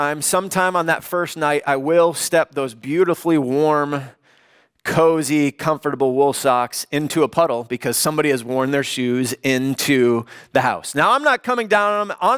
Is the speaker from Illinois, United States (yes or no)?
yes; Chicago, Illinois, United States; now in Los Angeles, United States; I grew up in the Chicagoland area